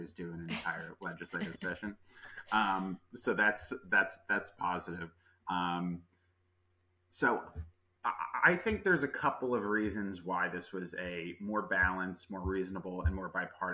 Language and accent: English; Greenwich, Connecticut, United States; I am from the area. I grew up in Greenwich.